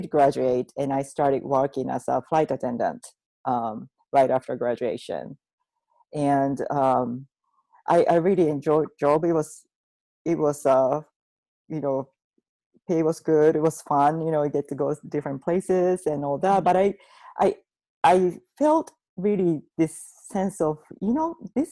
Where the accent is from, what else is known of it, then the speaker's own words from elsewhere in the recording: Japan; moved away as an adult; I grew up in Japan in a Buddhist/Shintoism family